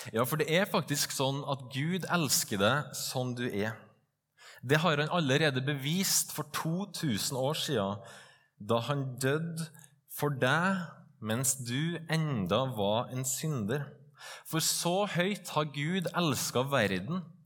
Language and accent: Norwegian; Trøndelag, Norway; also born or lived in Stovner, Oslo; now in Oslo, Norway; Jeg er en stolt trønder, stolt bondesønn og stolt ektemann